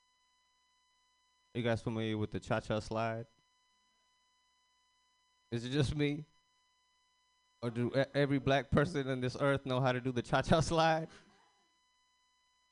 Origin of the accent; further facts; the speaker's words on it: Fiji; I'm Indian, but I'm from Fiji